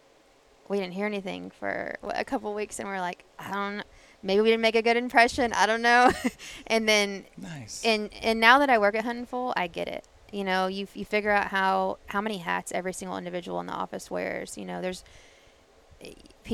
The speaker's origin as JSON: {"language": "English", "region": "Texas", "country": "United States", "tie": "born or raised there", "said": "I grew up in Texas"}